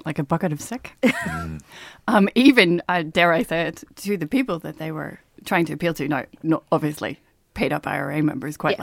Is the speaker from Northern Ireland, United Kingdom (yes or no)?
yes; Northern Ireland, United Kingdom; being Northern Irish